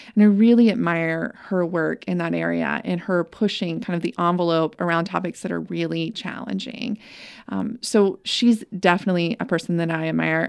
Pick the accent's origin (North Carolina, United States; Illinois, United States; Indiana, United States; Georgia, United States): North Carolina, United States; Winston-Salem; I grew up in Winston-Salem, where she lived